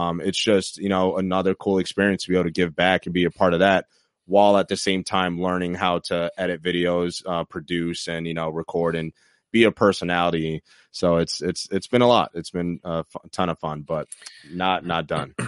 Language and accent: English; Troy, New York, United States; my hometown, Troy, New York